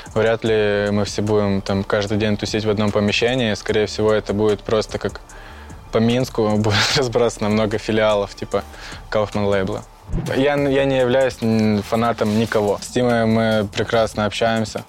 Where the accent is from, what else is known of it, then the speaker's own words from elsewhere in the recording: Luhansk Oblast, Ukraine; moved away as an adult; now in Belarus; Я из Украины, город Толчевск